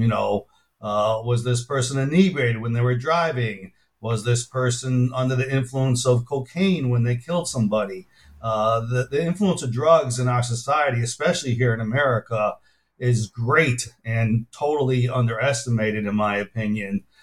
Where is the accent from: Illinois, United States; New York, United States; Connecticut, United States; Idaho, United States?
Illinois, United States; Chicago; moved away as an adult; also born or lived in Minnesota; now in Tulsa, United States; I grew up in Chicago